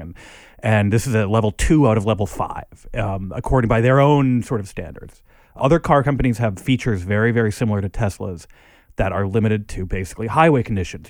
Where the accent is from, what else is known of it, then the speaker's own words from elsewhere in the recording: Minneapolis, Minnesota, United States; now in New York, United States; I grew up in Minneapolis